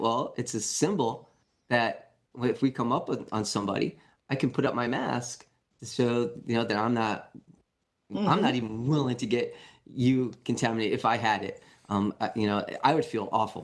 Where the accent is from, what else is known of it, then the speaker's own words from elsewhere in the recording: New York City, New York, United States; I grew up in New York City as a young kid